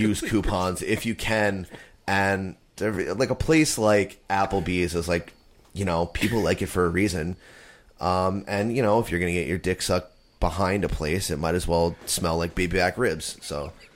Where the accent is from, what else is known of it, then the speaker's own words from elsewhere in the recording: United States; I was born in the United States of America.